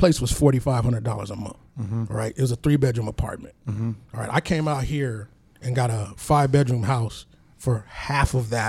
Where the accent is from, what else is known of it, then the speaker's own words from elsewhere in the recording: Pasadena, California, United States; moved away as an adult; also born or lived in Miami; now in Las Vegas, United States; I grew up in Los Angeles, man, all over the basin. I was pretty much raised in Pasadena, which is about 10 minutes from downtown.